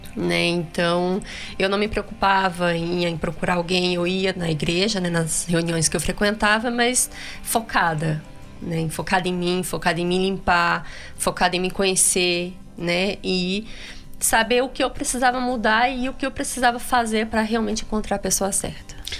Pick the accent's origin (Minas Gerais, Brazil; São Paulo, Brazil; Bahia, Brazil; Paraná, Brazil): Paraná, Brazil; Eu sou lá do Paraná